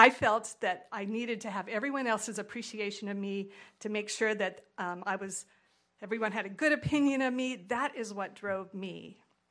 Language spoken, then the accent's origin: English; California, United States; moved away; I'm from California